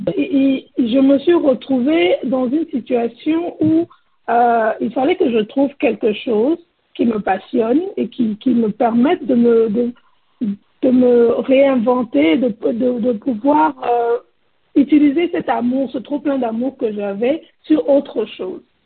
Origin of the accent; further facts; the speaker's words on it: Côte d’Ivoire; moved away as an adult; now in United States; je suis ivoirienne. Euh, je vis aux États-Unis depuis à peu près 20 ans